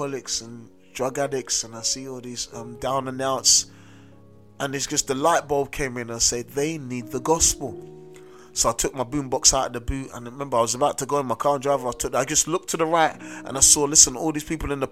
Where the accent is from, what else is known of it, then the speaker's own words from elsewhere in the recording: London, United Kingdom; I grew up in South London, a very notorious area in South London.